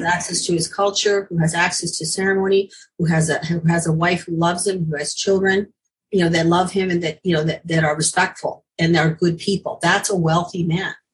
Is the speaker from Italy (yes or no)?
no; Ontario, Canada; I'm from Ontario